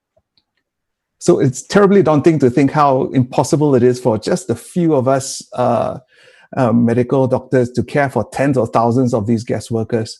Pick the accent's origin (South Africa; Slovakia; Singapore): Singapore; I'm a Singaporean